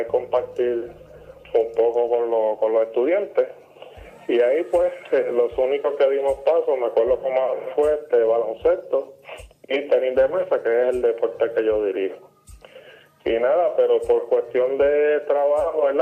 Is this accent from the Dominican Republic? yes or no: no; Puerto Rico; ya tú sabes que como buen puertorriqueño, pues eh, comenzamos en las pequeñas ligas